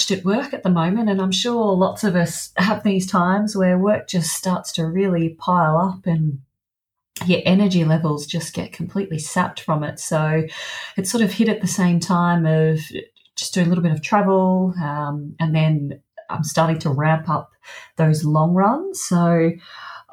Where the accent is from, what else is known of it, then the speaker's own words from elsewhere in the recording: Melbourne, Victoria, Australia; moved away; I went back to Melbourne, my hometown.